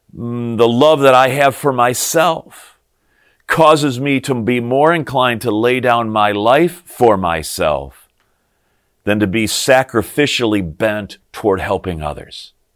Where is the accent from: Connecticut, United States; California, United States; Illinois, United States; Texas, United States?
Illinois, United States; Morris; the Lutheran church that I grew up in over the hill, up on top of the hill in my hometown of Morris, Illinois.